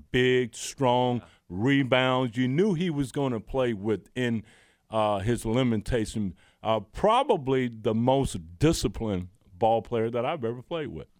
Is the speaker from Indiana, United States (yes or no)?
no; Roberta, Georgia, United States; moved away as an adult; also born or lived in Kentucky; I grew up in Roberta, Georgia